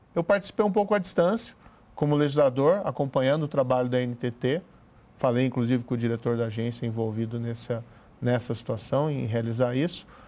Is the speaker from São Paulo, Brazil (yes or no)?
no; interior of Paraná, Brazil; sou do interior do Paraná